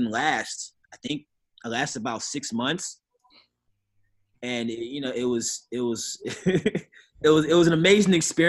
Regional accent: St. Louis, Missouri, United States; also born or lived in Chicago / New Jersey; I grew up in St. Louis and Chicago. I lived in New Jersey.

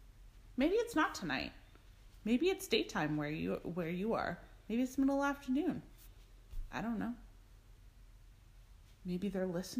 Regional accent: Canada; I like using the word y'all occasionally. I know I'm Canadian, but I like using the word y'all.

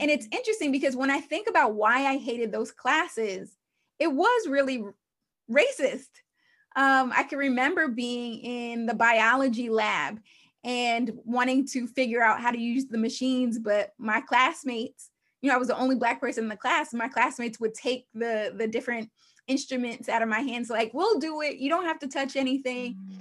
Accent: Long Island, New York, United States; my life story, uh, began in New York. I'm from Long Island, New York

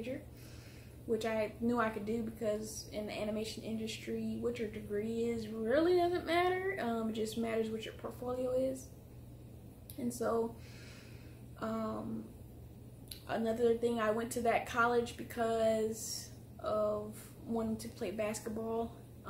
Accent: Detroit, Michigan, United States; moved away as an adult; also born or lived in Rochester, New York; now in New Orleans, United States; I am originally from Detroit, Michigan

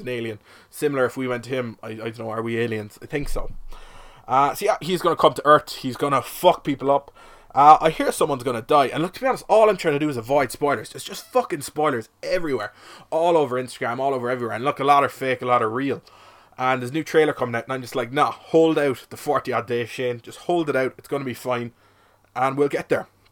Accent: Cork, Munster, Ireland; I'm from Cork, twenty-four

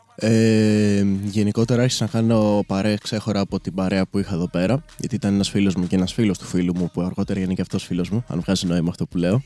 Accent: Koropi, Attica, Greece; moved away as an adult; now in Chania, Greece; δεν είμαι ακριβώ από Αθήνα, είμαι, το κοροπή είναι λίγο πιο έξω

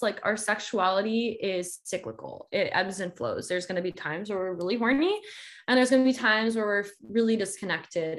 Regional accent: Georgia, United States; also born or lived in South Carolina; now in California, United States; I grew up in Georgia and went to school in South Carolina

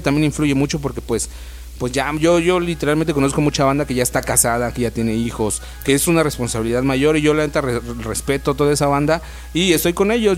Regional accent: Ecatepec, State of Mexico, Mexico; also born or lived in Zimatlán de Álvarez, Oaxaca; now in Oaxaca, Mexico; yo vengo de, soy, soy natal del Estado de México, de Catepec, en Catepón

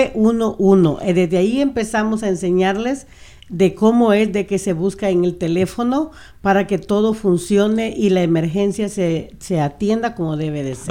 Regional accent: Tonacatepeque, San Salvador, El Salvador; now in Burien, United States; nosotros, como salvadoreños, desde donde nosotros somos, Tonacatepeque

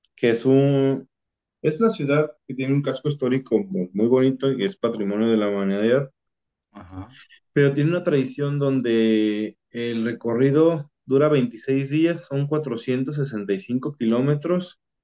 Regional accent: Mexico; los mexicanos nos quedamos atrás

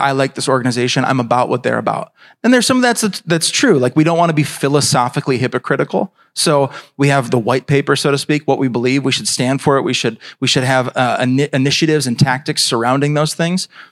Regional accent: United States; as American Christians

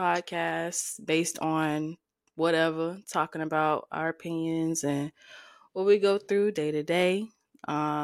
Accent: Seattle, Washington, United States; now in Virginia, United States; I live in Virginia, although I'm from Seattle, Washington.

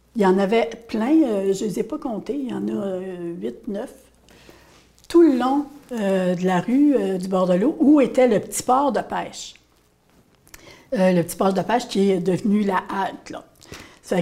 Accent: Grande-Rivière, Quebec, Canada; je viens de Petit beau

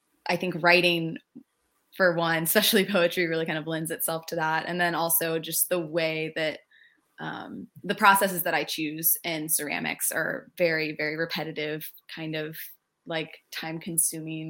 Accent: Virginia Beach, Virginia, United States; moved away as an adult; also born or lived in Fredericksburg, Virginia; now in Escondido, United States; I grew up in Virginia Beach

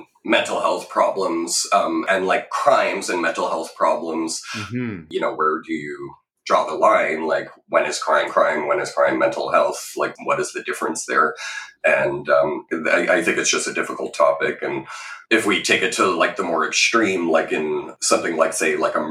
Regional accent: Ottawa, Ontario, Canada; also born or lived in Peterborough, Ontario; I grew up in Ottawa, started in Catholic schools

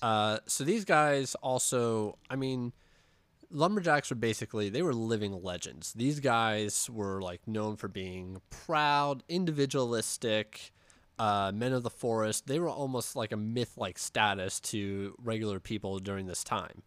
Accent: Pittsburgh, Pennsylvania, United States; we're from Pittsburgh

